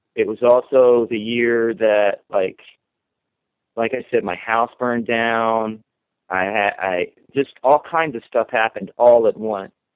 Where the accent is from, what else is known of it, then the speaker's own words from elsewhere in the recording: the Bible Belt, United States; when I was growing up in the Bible Belt